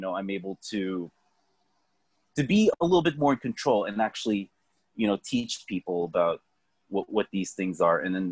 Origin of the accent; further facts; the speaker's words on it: Philippines; I'm Filipino, so we're Asian